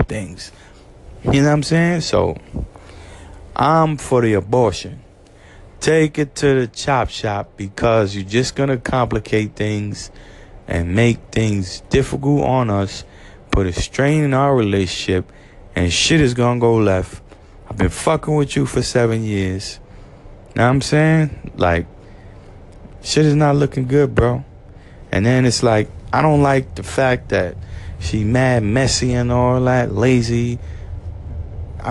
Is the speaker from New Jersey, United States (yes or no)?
no; New York City, New York, United States; I'm from Brooklyn